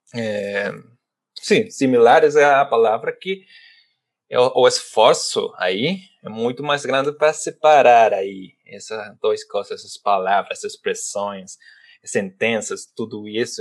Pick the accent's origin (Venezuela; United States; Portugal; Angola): Venezuela; Portuguese is a second language; como venezuelano, falo assim